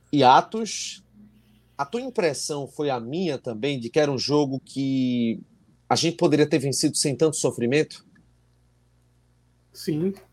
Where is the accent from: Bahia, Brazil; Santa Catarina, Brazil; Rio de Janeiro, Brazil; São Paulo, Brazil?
São Paulo, Brazil; sou de São Paulo. Se eu ganhar a camisa, vocês enviam para São Paulo.